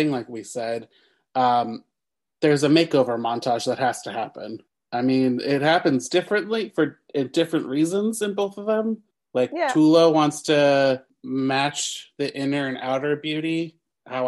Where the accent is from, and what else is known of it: Long Island, New York, United States